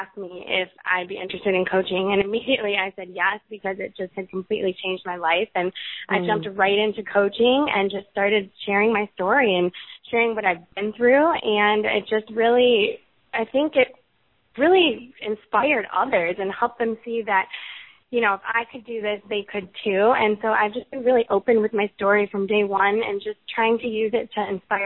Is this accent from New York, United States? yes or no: no; Chicago, Illinois, United States; now in Tallahassee, United States; I'm from Chicago, and I'm actually moving to Boston in 2 weeks